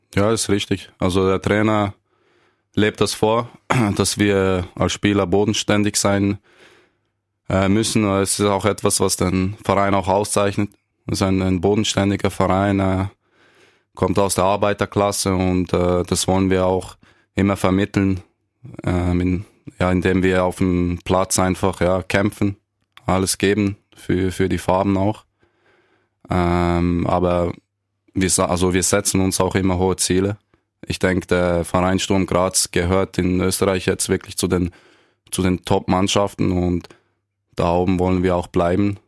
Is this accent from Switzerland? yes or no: yes; Switzerland; accent: mix of Bernese and Basel German; Ich bin, bin in der Schweiz geboren